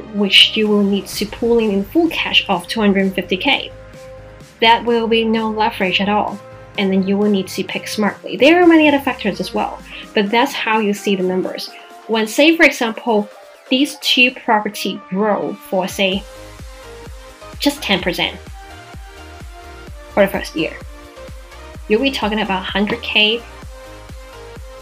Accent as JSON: {"language": "English", "country": "Macau", "tie": "born or raised there", "said": "my hometown, Macau"}